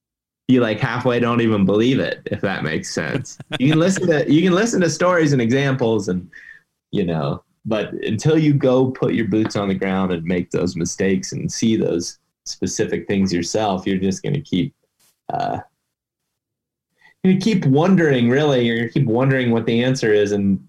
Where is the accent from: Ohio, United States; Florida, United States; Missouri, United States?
Ohio, United States; I mean, baiting's legal in my home state of Ohio.